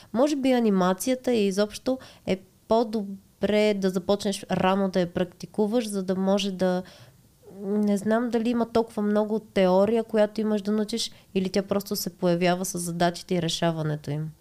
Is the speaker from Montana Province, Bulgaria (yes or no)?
yes; Montana, Montana Province, Bulgaria; аз съм от Монтана родом и моят съпруг също е от Монтана и сме тинейджърски гаджета от там